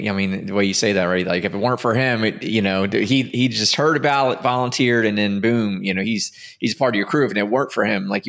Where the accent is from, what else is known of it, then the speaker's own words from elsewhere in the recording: Maryland, United States; I'm from Maryland. I was trying to get back home.